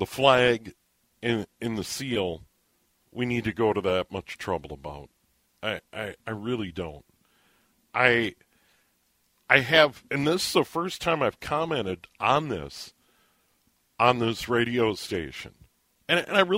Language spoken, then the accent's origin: English; St. Paul, Minnesota, United States; When I was a kid, when we moved from St. Paul out to the suburbs to be closer to my dad's job